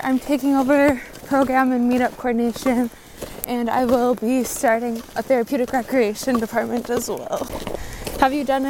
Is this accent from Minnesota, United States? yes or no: yes; Big Falls, Minnesota, United States; also born or lived in Winona, Minnesota / Alaska; I'm from Big Falls, Minnesota, which is near International Falls.